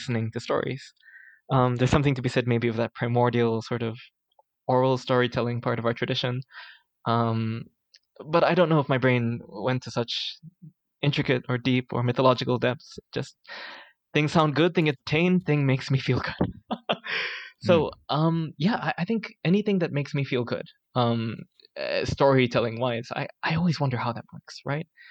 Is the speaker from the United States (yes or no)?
no; Singapore; I grew up in Singapore, spent my whole life here.